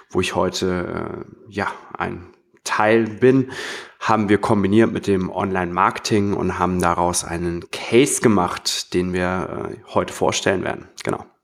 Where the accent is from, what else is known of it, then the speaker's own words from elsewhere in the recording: Hamburg, Germany; ich komme auch aus Hamburg.